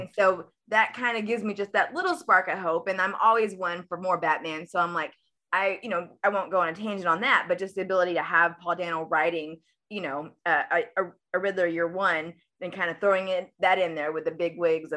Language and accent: English; Guatemala; I'm actually Guatemalan. I'm from Guatemala